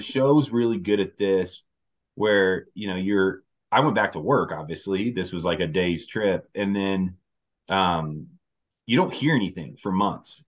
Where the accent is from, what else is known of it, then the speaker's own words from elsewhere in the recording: Indiana, United States; moved away as an adult; now in Denver, United States; I've been out in Denver now for ten years, so I'm from Indiana okay. originally